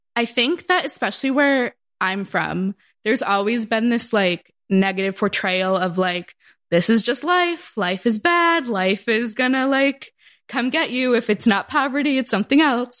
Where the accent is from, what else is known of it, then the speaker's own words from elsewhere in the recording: Massachusetts, United States; moved away; I'm from Massachusetts